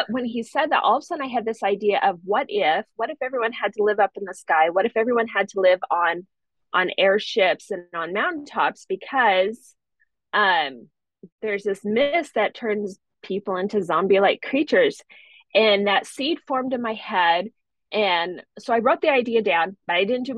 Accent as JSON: {"language": "English", "region": "Montana", "country": "United States", "tie": "born or raised there", "said": "I grew up in Montana"}